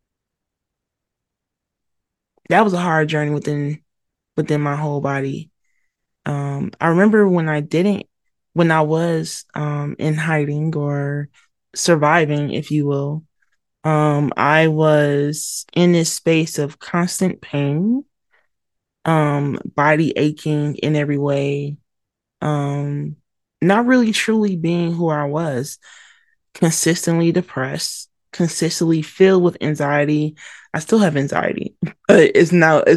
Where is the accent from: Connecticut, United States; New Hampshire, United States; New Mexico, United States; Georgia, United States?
Georgia, United States; Atlanta; also born or lived in Mobile, Alabama; I was born in Mobile, Alabama, raised in Atlanta, Georgia, and one can say the South raised me